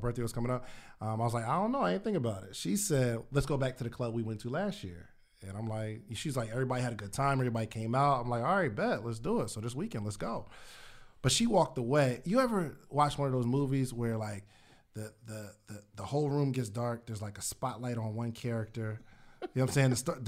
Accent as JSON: {"language": "English", "town": "Willingboro", "region": "New Jersey", "country": "United States", "also_born_or_lived": "Alabama", "moved": "yes", "lives_now": "Atlanta, United States", "said": "I'm from New Jersey originally. Willingboro, New Jersey."}